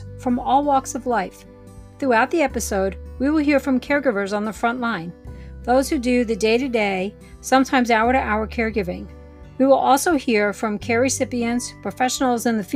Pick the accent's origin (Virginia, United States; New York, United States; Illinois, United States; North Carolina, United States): North Carolina, United States; Wilmington; my hometown in Wilmington, North Carolina